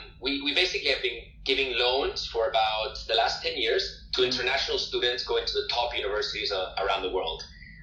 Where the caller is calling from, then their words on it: Madrid, Community of Madrid, Spain; So I'm currently talking to you from Madrid in Spain.